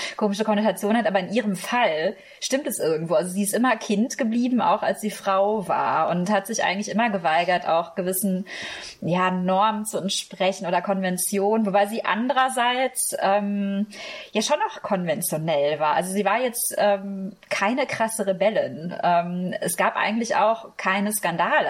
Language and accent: German; Germany; also born or lived in France; bin ich Deutsche. Aber so vom Herz her bin ich dann doch eher Europäerin oder eben auch Französisch